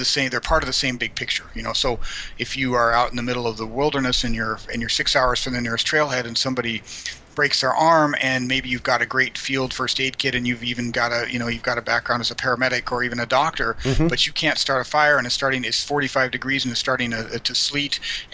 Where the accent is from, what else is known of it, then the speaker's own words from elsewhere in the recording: Colorado, United States; moved away as an adult; now in San Antonio, United States; I'm from Colorado originally